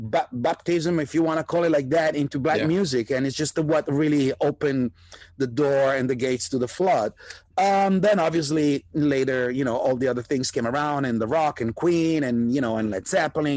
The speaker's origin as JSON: {"language": "English", "country": "Italy", "tie": "born or raised there", "also_born_or_lived": "New York, United States", "moved": "yes", "lives_now": "Los Angeles, United States", "said": "I was raised in Italy, which was not, and is still not, a rock and roll country by any mean"}